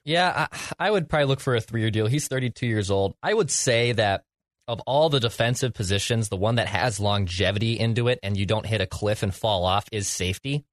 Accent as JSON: {"language": "English", "country": "Ireland", "said": "as an Irish lad"}